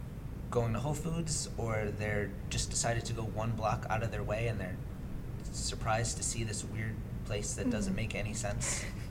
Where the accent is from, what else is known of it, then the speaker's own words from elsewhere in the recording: Massachusetts, United States; Well, I'm from Massachusetts. {S0} Mm-hmm. {S2} I grew up on the North Shore.